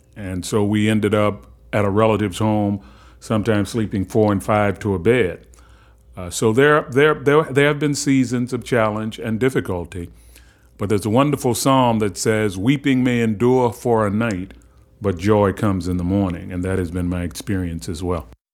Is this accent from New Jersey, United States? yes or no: no; Baltimore, Maryland, United States; I grew up in Cherry Hill in the public housing project of Baltimore.